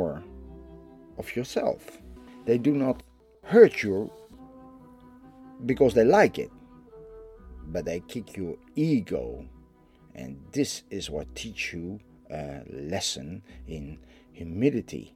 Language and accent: English; Netherlands; I am from the Netherlands